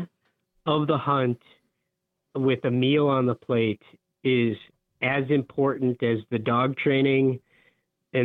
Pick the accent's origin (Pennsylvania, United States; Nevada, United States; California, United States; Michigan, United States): Michigan, United States; Upper Peninsula of; I grew up in the Upper Peninsula of Michigan